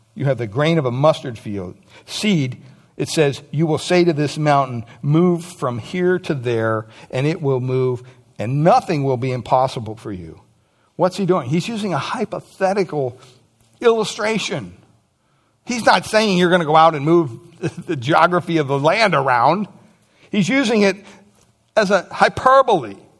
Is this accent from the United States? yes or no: yes; United States; Growing up in America